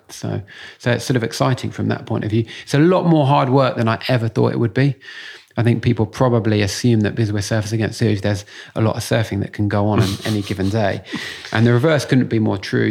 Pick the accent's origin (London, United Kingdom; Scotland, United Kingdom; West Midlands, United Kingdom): London, United Kingdom; I grew up in Muswell Hill